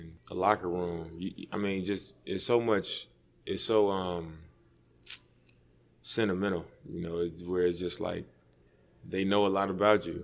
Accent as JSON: {"language": "English", "town": "Oakland", "region": "California", "country": "United States", "also_born_or_lived": "Portland", "said": "I'm from East Oakland."}